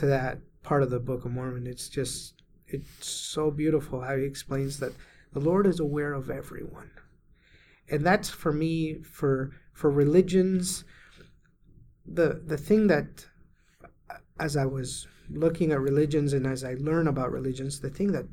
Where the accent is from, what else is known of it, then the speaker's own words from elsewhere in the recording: Venezuela; moved away; I was raised in Venezuela and all my family was Catholic